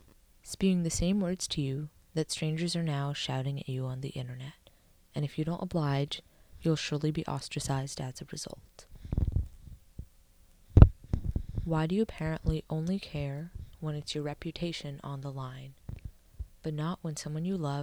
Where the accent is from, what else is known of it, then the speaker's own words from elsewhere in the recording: California, United States; Why didn't you listen when it was me telling you about my experiences growing up in the Bay and how I felt oppressed